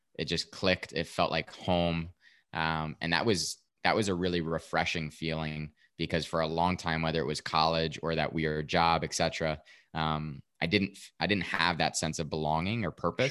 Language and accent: English; Westfield, New Jersey, United States; born or raised there